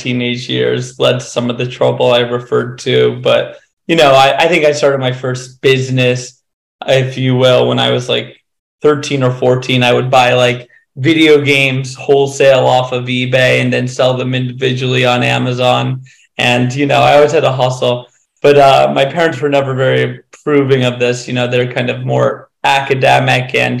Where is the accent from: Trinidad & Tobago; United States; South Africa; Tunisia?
United States; Western Massachusetts; I grew up in a small town in Western Massachusetts.